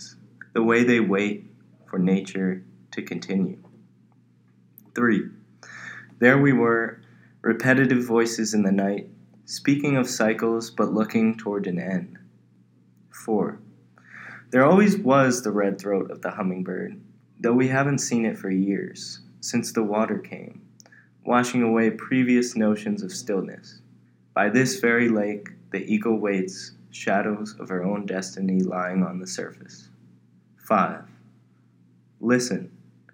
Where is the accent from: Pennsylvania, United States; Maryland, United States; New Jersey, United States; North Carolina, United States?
Maryland, United States; Baltimore; moved away as an adult; also born or lived in Michigan; now in Phoenix, United States; originally from Baltimore, Maryland.